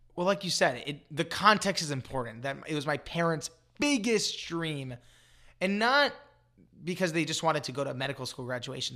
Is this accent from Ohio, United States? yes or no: no; Los Angeles, California, United States; I grew up in Los Angeles